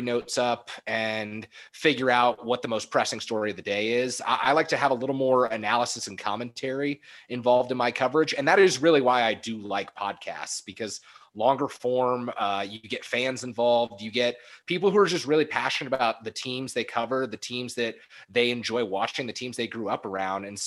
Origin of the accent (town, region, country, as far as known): San Francisco, California, United States; born or raised there; also born or lived in Arizona